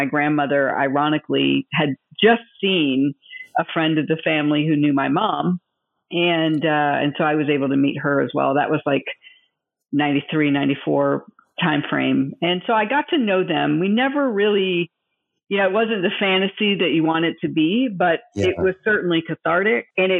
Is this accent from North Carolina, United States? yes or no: no; Tampa, Florida, United States; I was born in Tampa.